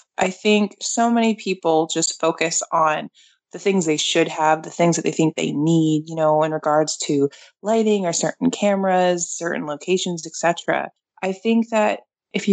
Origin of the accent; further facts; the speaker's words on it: Portland, Maine, United States; I'm from Portland, Maine